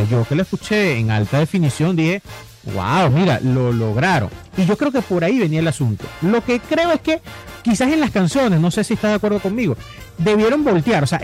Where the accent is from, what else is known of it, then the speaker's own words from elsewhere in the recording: Venezuela; Nosotros, nosotros que venimos de la Venezuela de Chávez